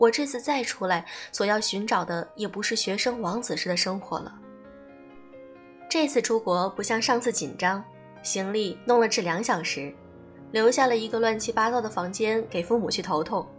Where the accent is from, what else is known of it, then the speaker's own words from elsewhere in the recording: Ningbo, Zhejiang, China; 你不要怕，我也是宁波人，我也要去换机，你跟着我好了。